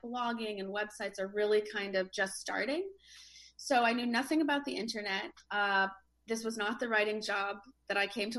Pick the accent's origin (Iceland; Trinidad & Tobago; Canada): Canada; now in Venice, United States; I kind of grew up in a small Canadian town